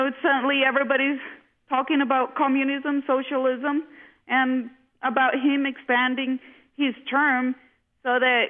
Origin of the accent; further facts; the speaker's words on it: Honduras; also born or lived in United States; Yes, I was. I lived on and off about 12 years in the U.S., and for the past 4 years, we have been in Honduras again.